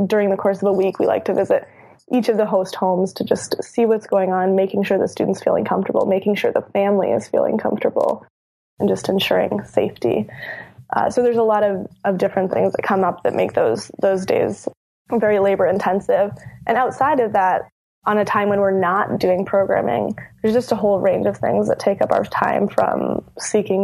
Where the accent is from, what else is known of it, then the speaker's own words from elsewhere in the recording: Minneapolis-St. Paul, Minnesota, United States; I was raised in the Twin Cities